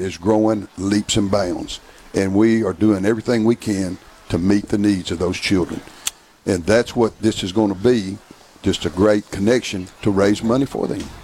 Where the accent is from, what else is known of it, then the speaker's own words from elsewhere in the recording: the South, United States; I'm from the South